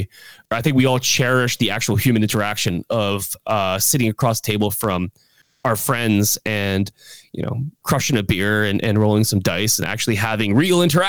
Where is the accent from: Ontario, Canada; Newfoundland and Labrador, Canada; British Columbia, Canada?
Ontario, Canada; now in Quebec, Canada; I come originally from Ontario, but I moved to Quebec.